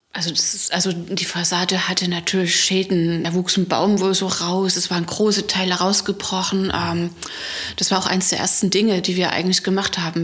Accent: Leipzig, Saxony, Germany; moved away as an adult; now in Pitschen, Germany; Ich komme aus Leipzig, bin gebürtige Leipzigerin und habe mein ganzes Leben dort verbracht

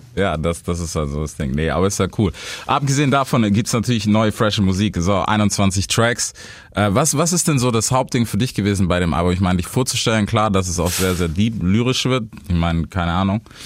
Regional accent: Stuttgart, Baden-Württemberg, Germany; als Stuttgarter

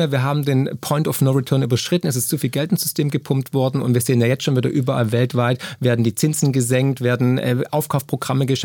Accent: Swabia, Germany; Und dann wusste ich als Schwabe und Bausparer, das kann nicht funktionieren.

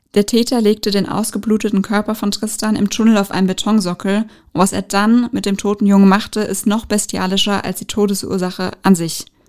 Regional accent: Frankfurt, Hesse, Germany; Frankfurt ist für mich so, ja, ich bin hier in der Regierung groß geworden

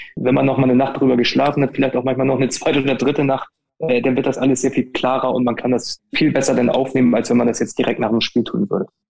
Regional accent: Hamburg, Germany; wir kommen beide aus Hamburg

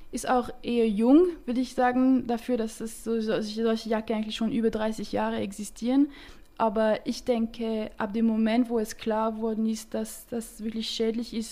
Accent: Romandie, Switzerland; accent: French; German is a second language; Äh, ich komme aus der Schweiz, aber aus der Romandie. Äh, darum habe ich einen leichten französischen Akzent, wenn ich rede.

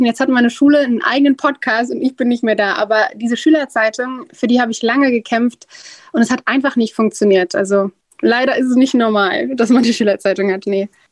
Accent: Duisburg, North Rhine-Westphalia, Germany; now in Bonn, Germany; Ich bin in Duisburg geboren und dann hier rübergezogen nach Bonn

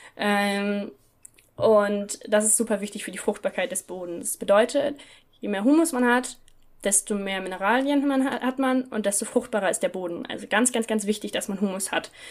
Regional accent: Northern Germany, Germany; in Norddeutschland, wo ich herkomme

